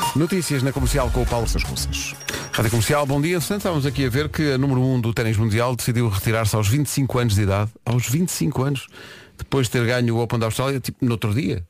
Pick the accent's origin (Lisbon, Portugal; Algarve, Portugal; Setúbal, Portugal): Lisbon, Portugal; Oeiras; now in Cascais, Portugal; eu vivo há muitos anos em Cascais, mas eu nasci em Oeiras